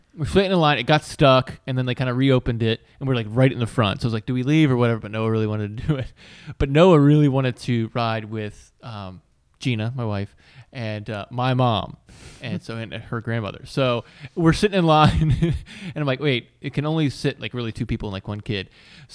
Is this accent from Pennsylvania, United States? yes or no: yes; Pittsburgh, Pennsylvania, United States; born there; What about Pennsylvania? I was born right outside of Pittsburgh.